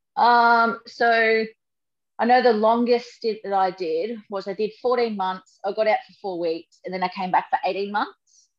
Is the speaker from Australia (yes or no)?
yes; Sunshine Coast, Queensland, Australia; I grew up on the Sunshine Coast.